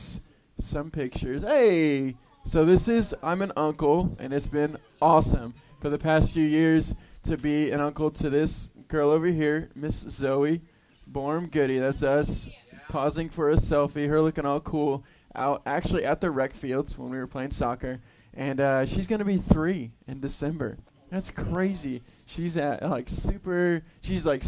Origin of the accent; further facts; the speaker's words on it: Houston, Texas, United States; I grew up in Houston, Texas